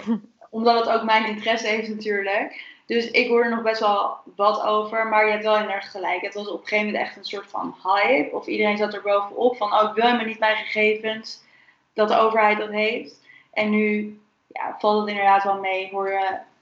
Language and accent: Dutch; Netherlands; voor mij als Nederlander